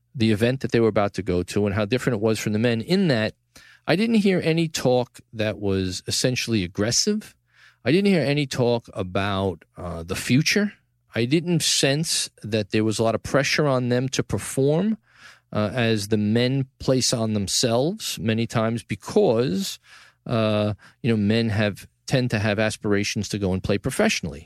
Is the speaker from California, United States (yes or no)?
no; New York City, New York, United States; From the Gotham Podcast studio in the heart of downtown New York City, my hometown, Tribeca, the greatest city